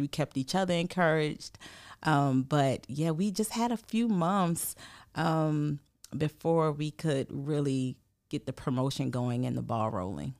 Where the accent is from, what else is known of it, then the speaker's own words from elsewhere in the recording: St. Matthews, South Carolina, United States; moved away as an adult; also born or lived in Rock Hill, South Carolina; now in Columbia, United States; I'm originally from Saint Matthew, so that's about forty minutes away from here